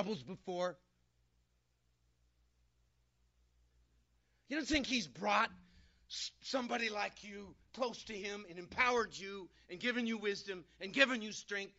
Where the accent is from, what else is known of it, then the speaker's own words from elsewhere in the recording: California, United States; I'm from California.